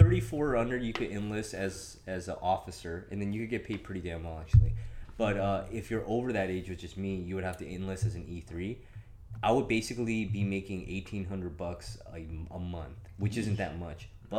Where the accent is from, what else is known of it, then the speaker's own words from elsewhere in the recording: Iowa, United States; now in Okinawa, Japan; I thought I was going to end up somewhere in the West Coast because I'm from Iowa.